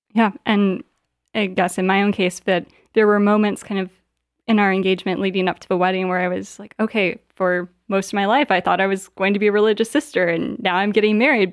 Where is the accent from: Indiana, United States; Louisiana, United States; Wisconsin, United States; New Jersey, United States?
Indiana, United States; south of Gary; moved away as an adult; also born or lived in Virginia / Washington, D.C.; now in Michigan, United States; I grew up in Indiana, uh, not too far from here, about four hours away